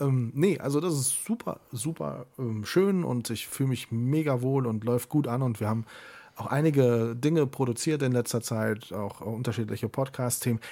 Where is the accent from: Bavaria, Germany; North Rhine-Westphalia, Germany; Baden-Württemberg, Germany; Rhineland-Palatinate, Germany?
North Rhine-Westphalia, Germany; Siegburg; in meiner Heimatstadt natürlich das Freibad in Siegburg. Da bin ich groß geworden.